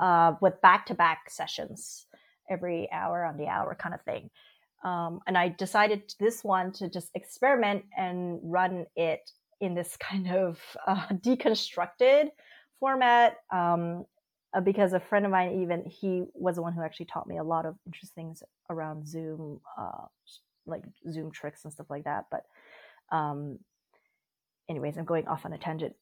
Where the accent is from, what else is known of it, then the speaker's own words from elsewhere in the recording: Vancouver, British Columbia, Canada; moved away as an adult; also born or lived in Berlin, Germany; now in Germany; I'm from Vancouver originally, and a few years ago, I actually moved to uh, Germany for personal reasons, and I currently live just outside of Berlin.